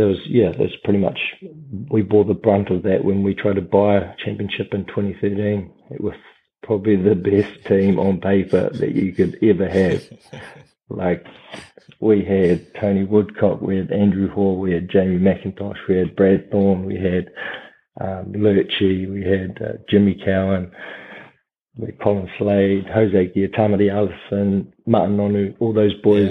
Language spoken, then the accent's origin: English; Christchurch, Canterbury, New Zealand; moved away as an adult; also born or lived in Southland; I was from Christchurch